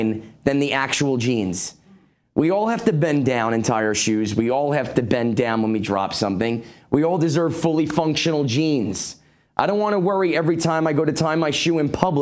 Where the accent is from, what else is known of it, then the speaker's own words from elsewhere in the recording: New York, United States; I'm from New York